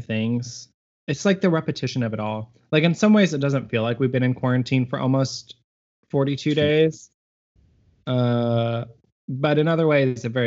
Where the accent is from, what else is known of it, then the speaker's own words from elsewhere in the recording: Harper, Texas, United States; in my hometown. If you're ever driving through Harper, Texas